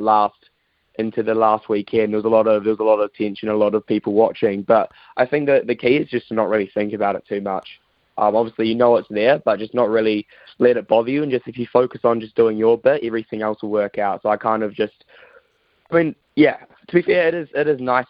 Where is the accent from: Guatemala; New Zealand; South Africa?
New Zealand; also born or lived in United Kingdom; being a Kiwi over there in the UK